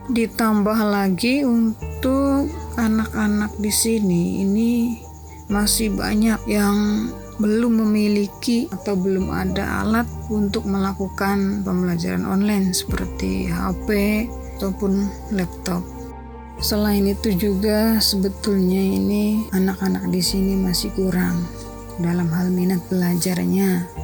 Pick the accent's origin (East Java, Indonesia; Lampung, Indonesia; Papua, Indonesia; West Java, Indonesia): West Java, Indonesia; Indramayu; Saya berasal dari Kecamatan Kerangkeng, Kabupaten Indramayu, Umur saya saat ini yaitu 29 tahun.